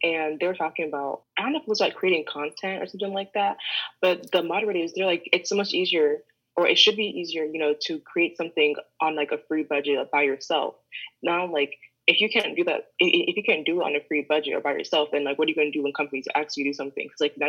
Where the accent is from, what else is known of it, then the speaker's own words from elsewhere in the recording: Midwest, United States; now in New York, United States; Like, the only thing you need to know is, like, I'm from the Midwest, came to New York, and I like fashion